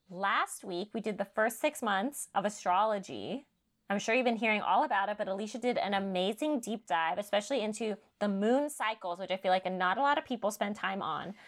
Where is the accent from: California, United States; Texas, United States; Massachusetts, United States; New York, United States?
California, United States; I'm growing up in California